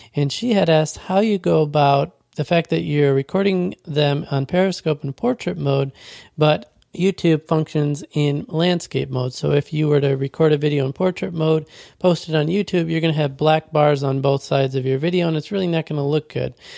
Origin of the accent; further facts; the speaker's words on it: Western New York, United States; Grew up in, uh, Western New York by the Buffalo Bills